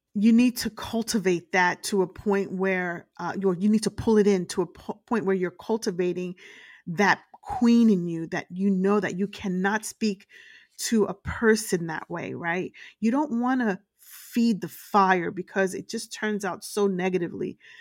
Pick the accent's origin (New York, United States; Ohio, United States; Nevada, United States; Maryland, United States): New York, United States; Brooklyn; I grew up in, uh, the streets of Brooklyn, uh, in a very rough neighborhood